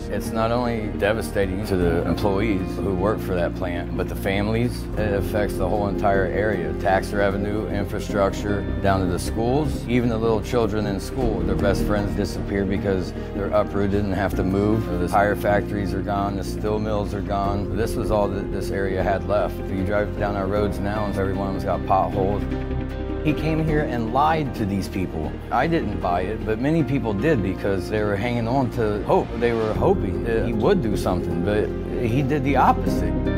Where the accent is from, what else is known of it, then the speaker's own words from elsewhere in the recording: Lake Milton, Ohio, United States; I'm from Lake Milton, Ohio